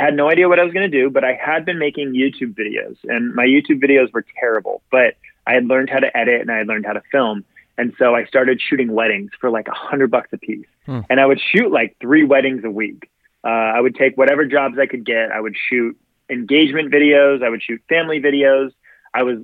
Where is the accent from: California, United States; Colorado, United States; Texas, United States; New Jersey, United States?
California, United States; Southern; I grew up in Southern California my whole life. I actually didn't leave the state of California until I was like 22